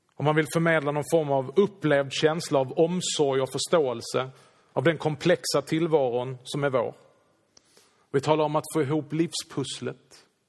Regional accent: Sweden; vi är ju svenskar.

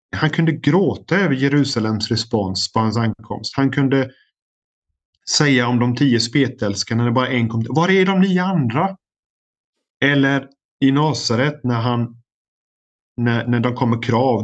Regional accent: Sweden; now in United States; som svensk

